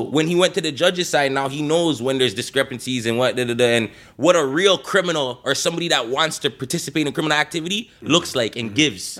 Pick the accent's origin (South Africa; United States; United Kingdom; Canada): Canada; Toronto, Ontario; we're from Toronto